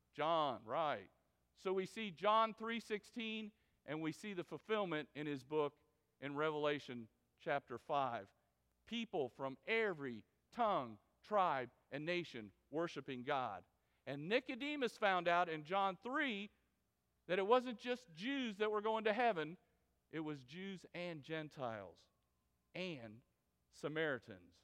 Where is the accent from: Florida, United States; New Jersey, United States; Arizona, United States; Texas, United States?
Florida, United States; moved away; I was from Florida